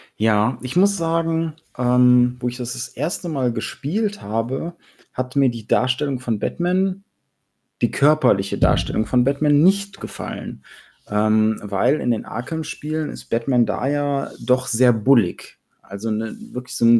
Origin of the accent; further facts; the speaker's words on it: Germany; bei uns in Deutschland